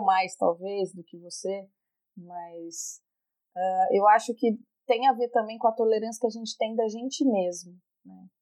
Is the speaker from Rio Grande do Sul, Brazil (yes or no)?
no; Minas Gerais, Brazil; moved away; eu venho de Minas e em Minas, é, enfim, as pessoas são muito próximas. Eu morei por 18 anos da minha vida numa rua